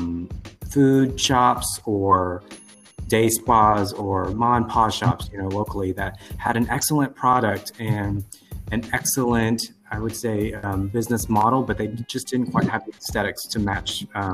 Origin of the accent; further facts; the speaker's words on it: Houston, Texas, United States; we come from Houston, and Houston's just a really, really diverse city to begin with.